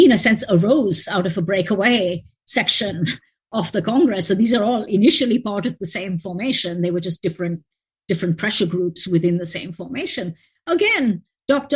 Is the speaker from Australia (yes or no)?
no; India; moved away; as an Indian, when I go home